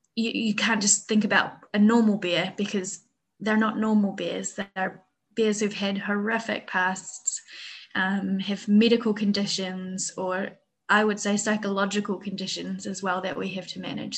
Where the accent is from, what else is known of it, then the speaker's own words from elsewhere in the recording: New Zealand; moved away as an adult; also born or lived in Wellington; now in Vietnam; I'm from New Zealand originally, um, and I used to work um, in Wellington Zoo